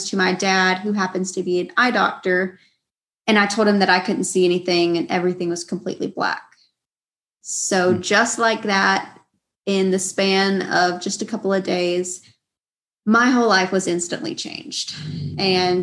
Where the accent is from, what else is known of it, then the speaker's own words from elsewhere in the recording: Georgia, United States; I grew up in Georgia. I've lived here in Georgia all my life